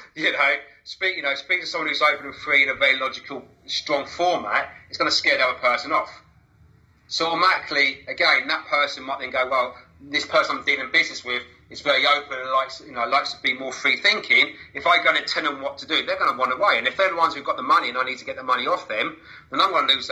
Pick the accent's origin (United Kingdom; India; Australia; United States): United Kingdom; Basingstoke, South East England; now in Worthing, United Kingdom; I was born in Hampshire and Basingstoke, which had a certain ethos about it